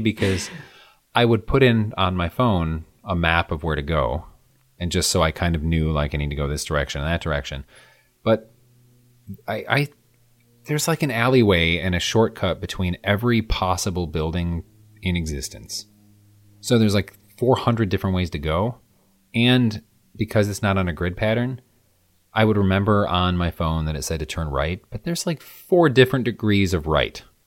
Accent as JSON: {"language": "English", "region": "Midwest", "country": "United States", "said": "I'm from the Midwest"}